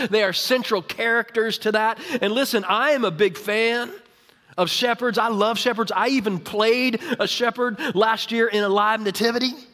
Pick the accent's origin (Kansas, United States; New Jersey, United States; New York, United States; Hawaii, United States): Kansas, United States; Overland Park; I grew up in Kansas. Uh, I grew up in Kansas City, uh, Overland Park, Olathe area